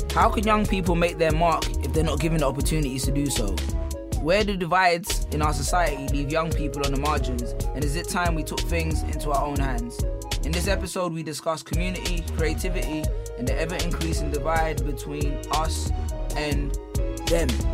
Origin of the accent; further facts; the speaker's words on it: London, United Kingdom; we have our first ever live show coming on November seventeenth in my hometown of Peckham